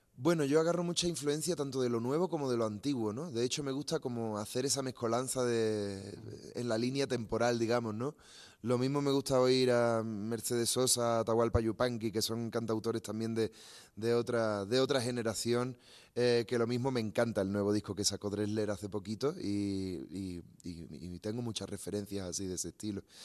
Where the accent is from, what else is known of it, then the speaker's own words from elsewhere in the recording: Andalusia, Spain; yo vengo de Andalucía, ¿no? Del sur de España